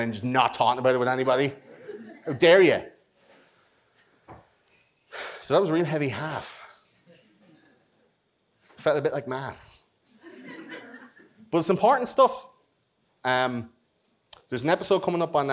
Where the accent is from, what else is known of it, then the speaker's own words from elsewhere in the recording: Ireland; We're Irish